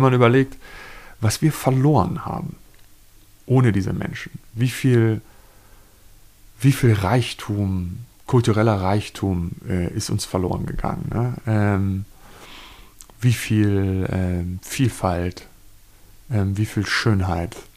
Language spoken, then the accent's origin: German; Germany; Als Deutscher, der kein Jude ist, als Nachfahre von Nazis